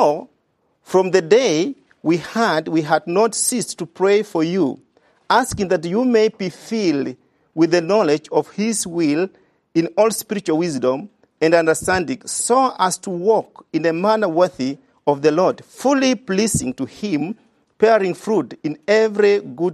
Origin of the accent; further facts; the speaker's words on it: Kenya; I come from Kenya